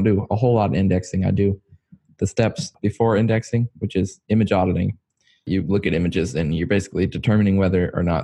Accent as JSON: {"language": "English", "area": "near Richmond", "region": "Virginia", "country": "United States", "tie": "born or raised there", "said": "I was born in near Richmond, Virginia."}